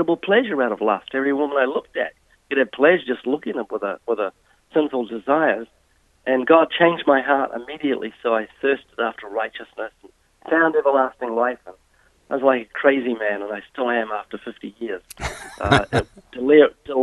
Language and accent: English; New Zealand; Yes, I was born twice in New Zealand. I was brought up in a non-Christian home.